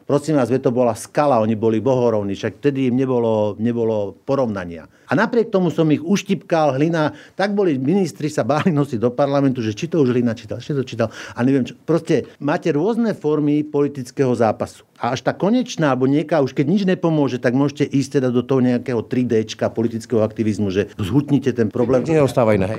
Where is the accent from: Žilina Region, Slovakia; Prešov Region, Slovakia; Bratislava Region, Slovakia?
Žilina Region, Slovakia; Orava; my sme sa narodili na Orave